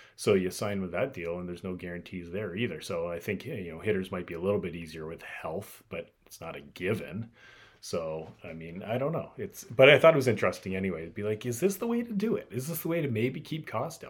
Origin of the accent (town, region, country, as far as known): United States